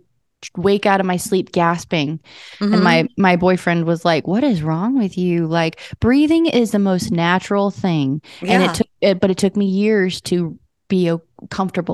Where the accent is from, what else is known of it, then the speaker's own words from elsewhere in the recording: Las Vegas, Nevada, United States; moved away as an adult; now in Nashville, United States; I was born in Nashville, but I grew up in Las Vegas, came back to Nashville about 6 years ago full time